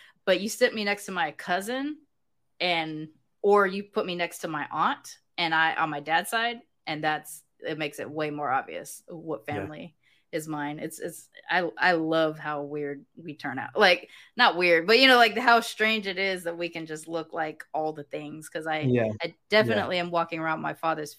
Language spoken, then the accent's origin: English; United Kingdom; Like, growing up in Britain, that's just, those are the vibes.